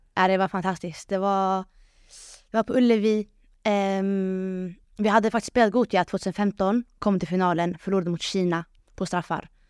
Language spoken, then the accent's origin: Swedish; Sweden; jag som invandrare, invandrartjej eh, från förorten